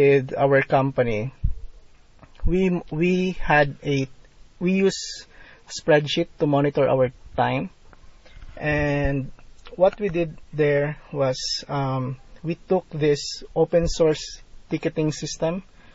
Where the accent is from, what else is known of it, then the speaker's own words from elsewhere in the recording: Philippines; being a Filipino provider